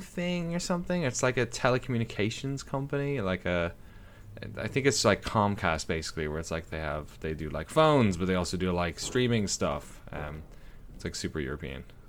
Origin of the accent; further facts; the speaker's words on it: Ireland; now in United States; my hometown in Ireland